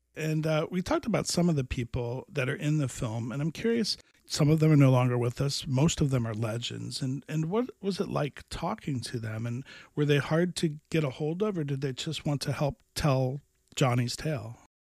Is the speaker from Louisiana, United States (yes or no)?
no; Miami, Florida, United States; I grew up in Miami, which is not the Miami it is today